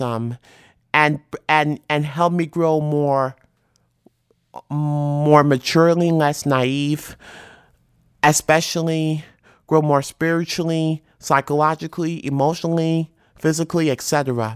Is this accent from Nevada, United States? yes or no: no; New York City, New York, United States; most of my favorite memories of childhood is like riding on the New York City subway with my mother